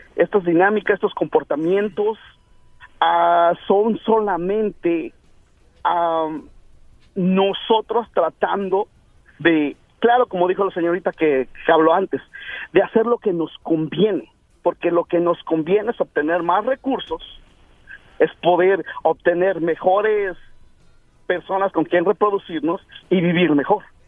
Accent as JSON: {"language": "Spanish", "town": "Ecatepec", "region": "State of Mexico", "country": "Mexico", "said": "Yo soy de Guadalupe Victoria"}